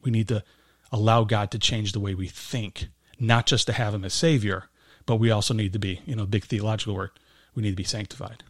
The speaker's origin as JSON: {"language": "English", "town": "Berwyn", "region": "Illinois", "country": "United States", "tie": "born or raised there", "said": "I grew up in, uh, Berwyn, Illinois, so not too far from here"}